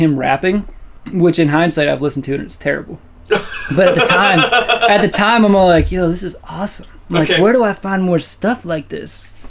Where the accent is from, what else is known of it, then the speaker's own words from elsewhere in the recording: Warrendale, Pennsylvania, United States; I grew up in Warrendale.